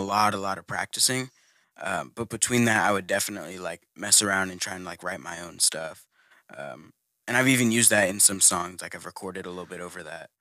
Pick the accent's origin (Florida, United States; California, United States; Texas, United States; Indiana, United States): Texas, United States; Houston; I'm from the Houston area